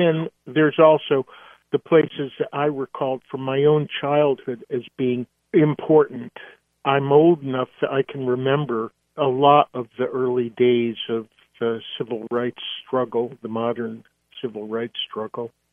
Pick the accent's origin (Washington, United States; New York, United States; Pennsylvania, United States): Washington, United States; Seattle; did go to the Moore Theater in Seattle, my hometown